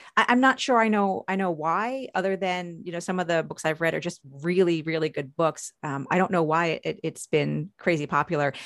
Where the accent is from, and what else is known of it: Long Island, New York, United States; born or raised there; now in Maryland, United States